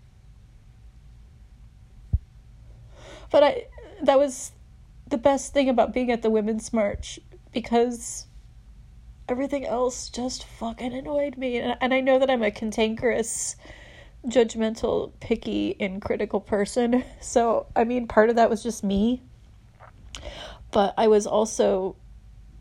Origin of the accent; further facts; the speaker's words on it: Texas, United States; moved away as an adult; now in San Francisco, United States; I was from Texas